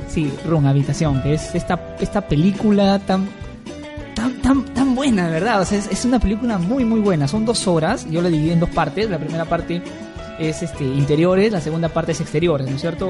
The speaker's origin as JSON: {"language": "Spanish", "country": "Peru", "said": "en, el Perú y en Trujillo y en todos lados, que somos este peruano que que odia al otro peruano"}